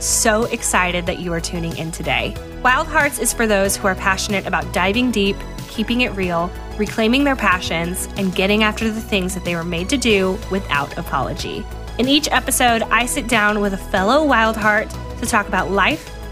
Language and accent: English; Bay Area, California, United States; moved away; I'm from the Bay Area originally